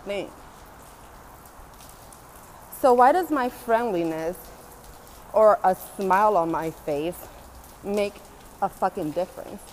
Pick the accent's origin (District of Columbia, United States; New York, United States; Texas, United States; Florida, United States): New York, United States; New York City; I'm from Brooklyn